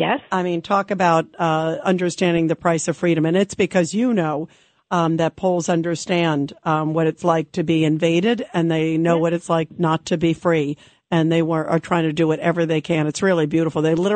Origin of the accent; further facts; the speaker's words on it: New York City, New York, United States; I was born in Brooklyn in the U.S. of A. Garrison Beach, Marine Parkway, baby.